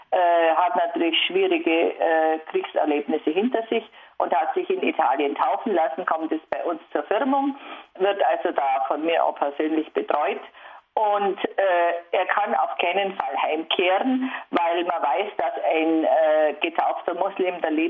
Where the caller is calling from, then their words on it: Zusmarshausen, Bavaria, Germany; ich bin aus Zusmarshausen und ich bin eine pensionierte Lehrerin